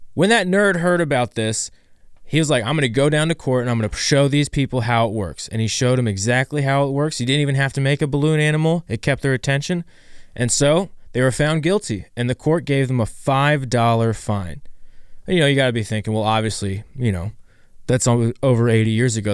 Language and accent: English; Ohio, United States; I'm from Ohio